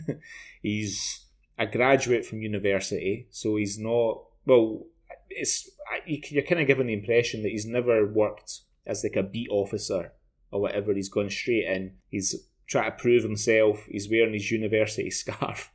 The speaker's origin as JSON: {"language": "English", "town": "Glasgow", "region": "Scotland", "country": "United Kingdom", "tie": "born or raised there", "said": "I grew up in Glasgow"}